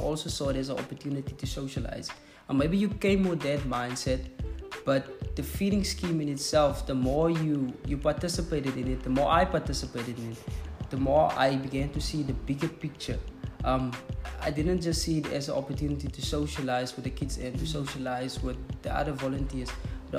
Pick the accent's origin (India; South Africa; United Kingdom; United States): South Africa; first language Afrikaans; English is a second language; It's not my mother tongue, I'm actually Afrikaans